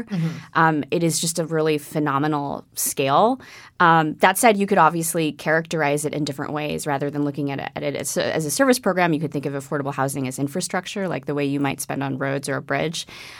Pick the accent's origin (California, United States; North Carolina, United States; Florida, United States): California, United States; South Bay, Northern; I grew up in the South Bay.